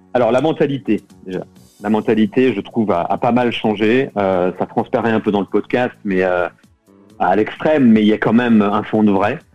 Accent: France; moved away as an adult; now in London, United Kingdom; En tant que Français

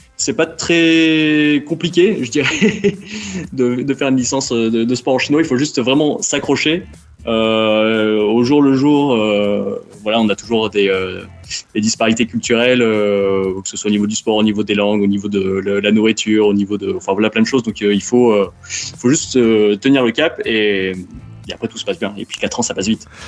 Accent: Montpellier, Occitania, France; moved away as an adult; also born or lived in China; je suis né à Montpellier et j'ai grandi à Montpellier

